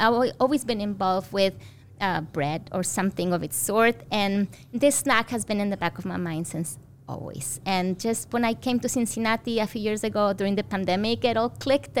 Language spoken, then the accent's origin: English; Mexico; moved away; So I grew up in Mexico